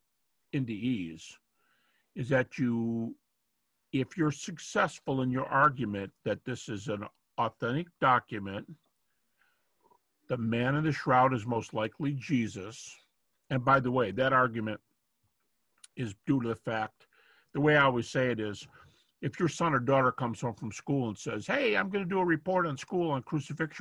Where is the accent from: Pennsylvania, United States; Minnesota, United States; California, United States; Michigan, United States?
Michigan, United States; Detroit; moved away as an adult; now in Lynchburg, United States; I'm from Detroit all my life, but, well, not all my life. I started my early life there for whatever, 20-something years